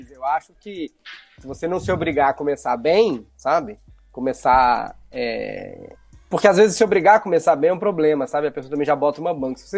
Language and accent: Portuguese; Belo Horizonte, Minas Gerais, Brazil; Eu sou de Belo Horizonte e sou de bairro, de um bairro muito tradicional lá, chamado Barroca.